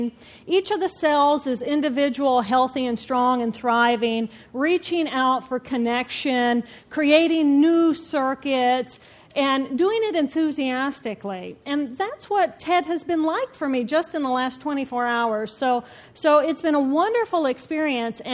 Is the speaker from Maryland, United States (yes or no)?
no; Indiana, United States; moved away as an adult; also born or lived in Boston; I moved from my home state of Indiana to Boston